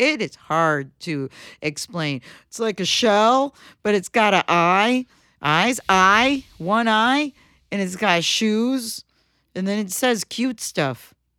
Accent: Michigan, United States; we're from Michigan

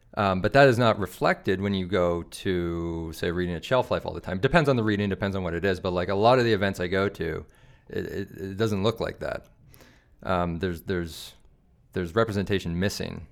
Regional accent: Calgary, Alberta, Canada; also born or lived in Regina; I live in Hawkwood. That's where I grew up.

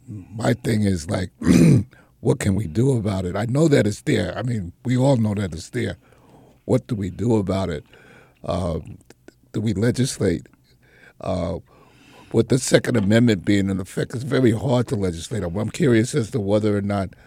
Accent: New York, United States; me as a New Yorker

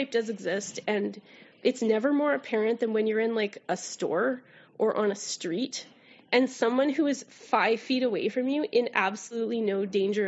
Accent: Canada; accent: Canadian raising; my Canadian raising

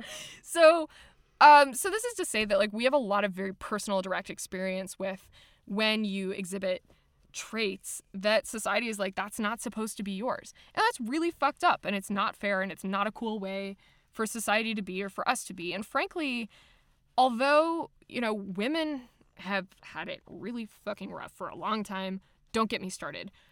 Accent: Germany; I was raised in Germany

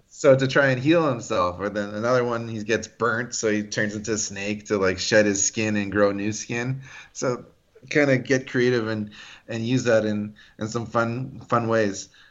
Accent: Canada; I'm Greek Canadian

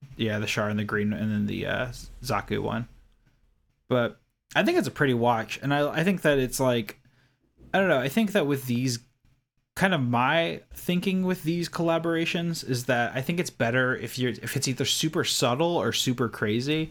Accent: Kentucky, United States; I grew up in Kentucky, across the country

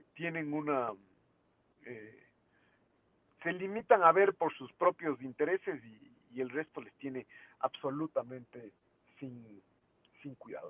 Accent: Ecuador; lo que somos como país

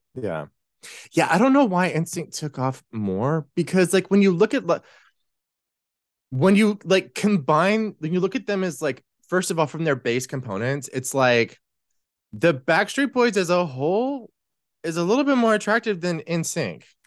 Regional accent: Texas, United States; growing up in Texas

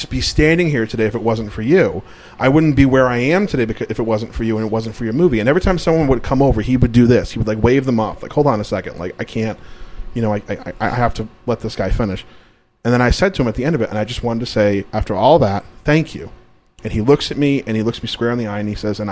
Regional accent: Massachusetts, United States; I'm from Massachusetts

